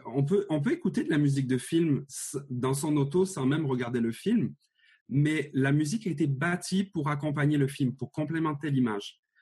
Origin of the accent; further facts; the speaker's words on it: Marseille, Provence-Alpes-Côte d'Azur, France; moved away as an adult; now in Montreal, Canada; j'ai été élevé à Marseille